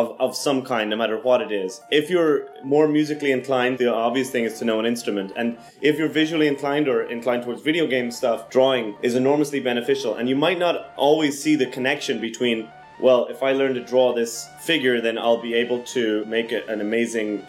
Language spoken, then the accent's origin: English; Kilkenny, Leinster, Ireland; now in Los Angeles, United States; I'm an artist and a filmmaker based in Los Angeles, California, originally from Kilkenny